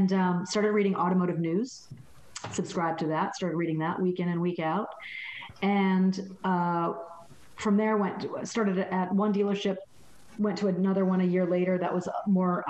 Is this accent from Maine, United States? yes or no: no; Connecticut, United States; I grew up in Connecticut. I'm from New England